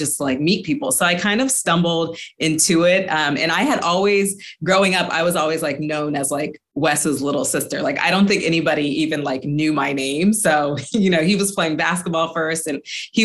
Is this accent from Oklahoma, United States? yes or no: no; Los Angeles, California, United States; my hometown